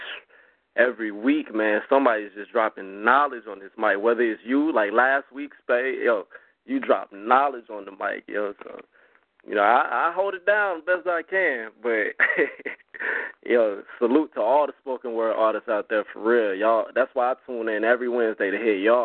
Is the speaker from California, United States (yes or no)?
no; Augusta, Georgia, United States; I am from Augusta, Georgia